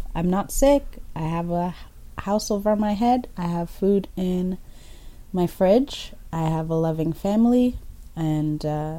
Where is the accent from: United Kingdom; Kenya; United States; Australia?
Kenya; born there; Ethiopia, Eritrea, but I was born in Kenya.